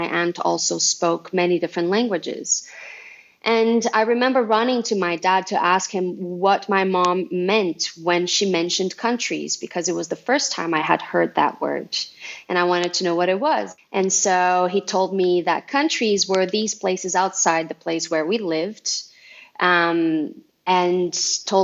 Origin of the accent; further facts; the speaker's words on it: Uberlândia, Minas Gerais, Brazil; first language Portuguese; English is a second language; moved away as an adult; also born or lived in Montreal, Canada; I was born and raised in Brazil